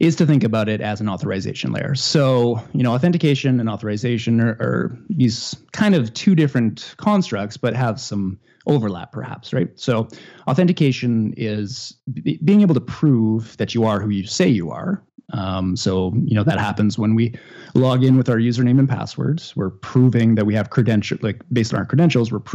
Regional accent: Northern Canada, Canada; now in Ottawa, Canada; I grew up in Northern Canada, and I guess that's what you're hearing.

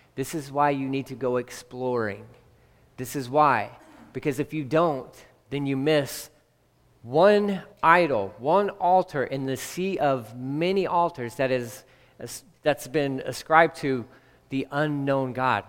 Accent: Texas, United States; I'm from Texas, but born and raised

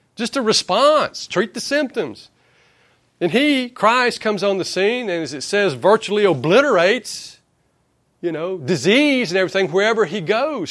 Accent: Acworth, Georgia, United States; I'm from Ackworth

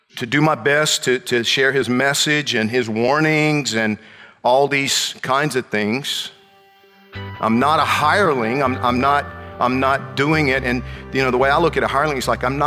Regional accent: central Georgia, United States; moved away as an adult; also born or lived in Atlanta; now in Miami, United States; my hometown area in central Georgia

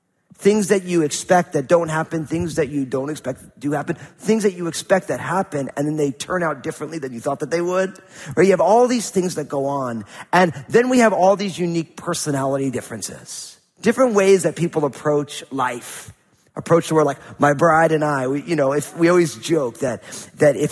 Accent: New Jersey, United States; growing up in New Jersey in a kind of a non-spiritual family

